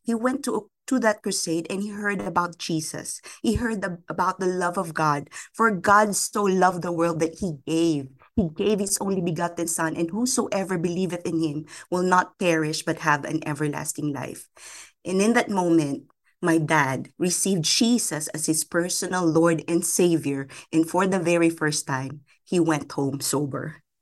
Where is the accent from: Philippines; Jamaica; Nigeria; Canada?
Philippines; I was born and raised in the Philippines